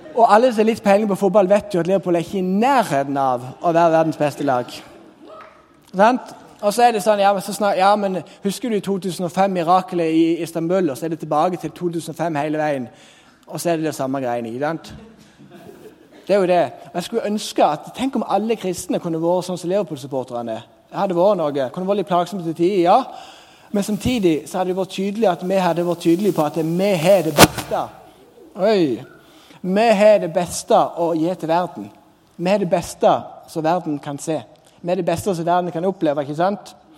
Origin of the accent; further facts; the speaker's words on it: Sørlandet, Norway; kom jeg fra Sørlandet